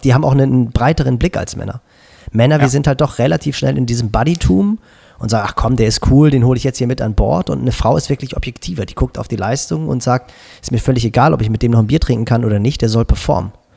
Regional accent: Schleswig-Holstein, Germany; bei uns in Schleswig-Holstein

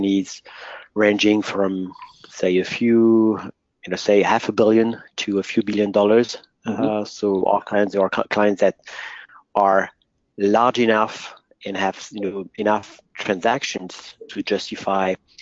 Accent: France; accent: French; English is a second language; I'm French, as you will soon figure out by my accent.

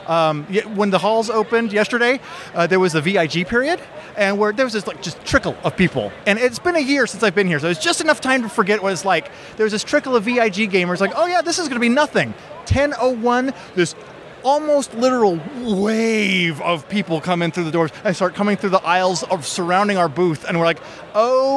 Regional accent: West Coast, United States; I'm from the West Coast, so we're also I'm 3 hours behind everyone

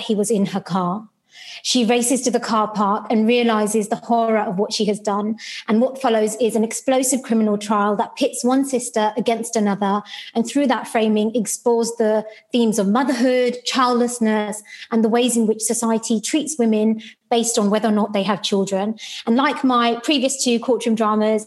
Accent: London, United Kingdom; first language Sylheti; English is a second language; I grew up in Tower Hamlets, which is one of the UK's worst areas for child

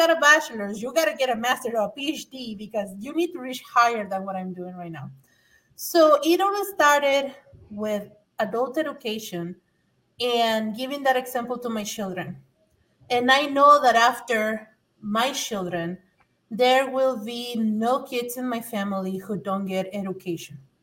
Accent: Mexico; English is a second language; now in United States; I'm an immigrant from Mexico. English is my second language

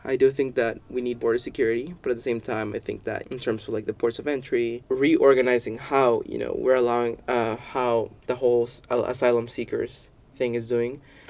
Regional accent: El Salvador; So I didn't say I'm from El Salvador, and our government is crap.

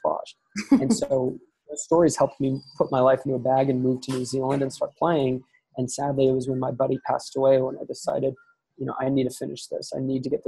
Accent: East Coast, United States; I was born in the East Coast

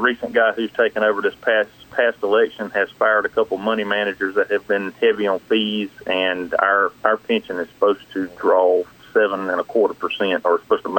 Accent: North Carolina, United States; accent: Southeast

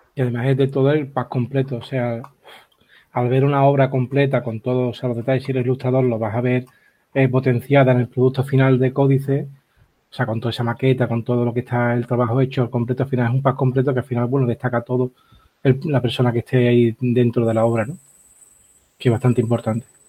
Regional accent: Algeciras, Andalusia, Spain; De mi tierra

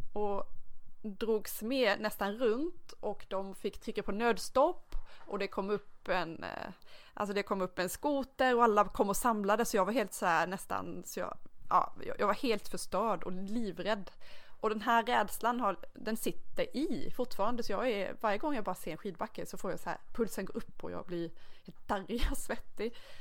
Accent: Dalarna County, Sweden; Jag kommer från Dalarna

